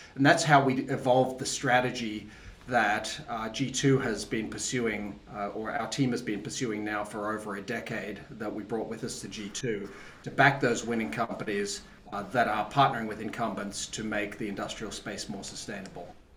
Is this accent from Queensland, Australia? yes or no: no; Tasmania, Australia; I'm from Australia originally. I grew up in the bush in Tasmania